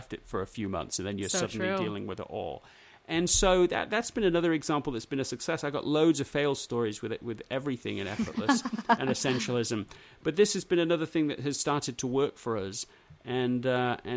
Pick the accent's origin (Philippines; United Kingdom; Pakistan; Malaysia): United Kingdom; England; moved away; the schools that I grew up in England